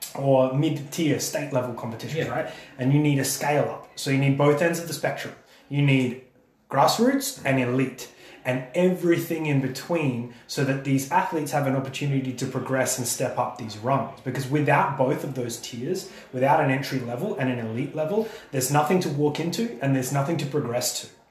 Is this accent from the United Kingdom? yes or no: no; Australia; I'm Australian